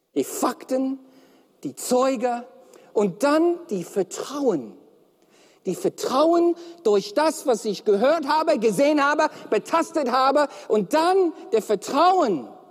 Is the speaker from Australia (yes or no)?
yes; Melbourne, Victoria, Australia; German is a second language; moved away; Und ich komme aus Melbourne